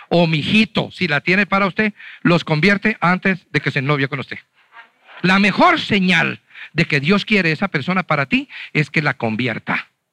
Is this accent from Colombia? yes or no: yes; Huila, Colombia; now in Bogotá, Colombia; yo soy de Huila.